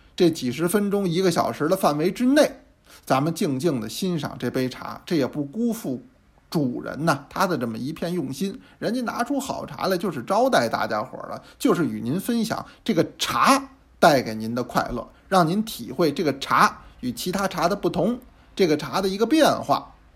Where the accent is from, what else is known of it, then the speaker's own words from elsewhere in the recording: China; 我这是一中国人，啊，我这胃我也是中国的，原装的